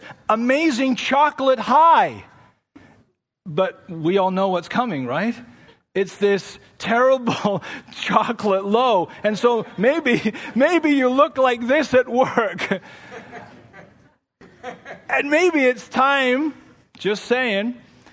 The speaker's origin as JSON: {"language": "English", "region": "England", "country": "United Kingdom", "tie": "born or raised there", "moved": "yes", "lives_now": "Toronto, Canada", "said": "I come from England and that's what I grew up with."}